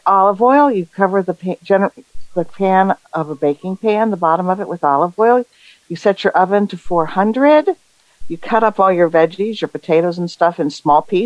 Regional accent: Bellingham, Washington, United States; Bellingham, Washington.

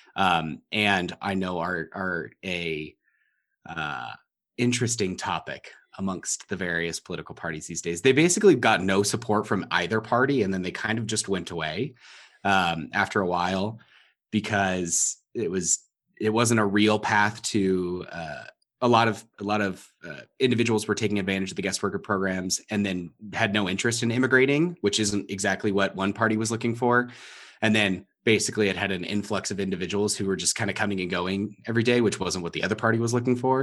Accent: Southern California, United States; moved away; I was born thirty minutes from the Mexican border

